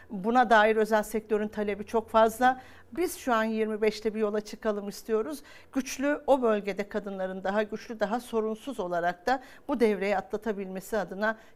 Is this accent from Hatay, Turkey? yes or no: yes; Hatay, Turkey; also born or lived in Kahramanmaraş; Yani ben Hatay'dan, Maraş'tan geliyorum. E, oralara baktığınız zaman umuda dair her şeyi yitiriyorsunuz.